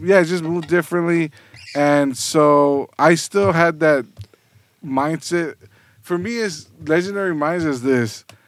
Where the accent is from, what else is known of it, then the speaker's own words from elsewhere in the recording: South Gate, California, United States; moved away as an adult; also born or lived in San Fernando Valley; now in Long Beach, United States; I actually was born and raised in Southgate.